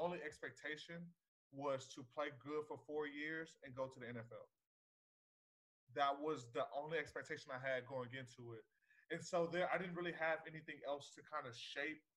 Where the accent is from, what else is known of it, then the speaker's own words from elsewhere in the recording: Texas, United States; I was born and raised in Texas, the greatest state in the country